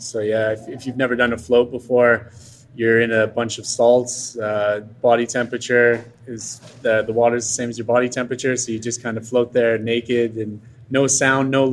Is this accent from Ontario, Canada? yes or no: no; Montreal, Quebec, Canada; moved away as an adult; also born or lived in England; now in Atlanta, United States; Montreal, my hometown